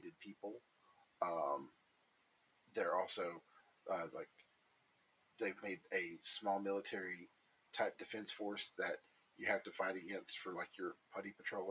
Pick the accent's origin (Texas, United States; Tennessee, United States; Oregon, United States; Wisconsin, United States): Tennessee, United States; Sparta; I'm from Sparta, Tennessee, middle of nowhere town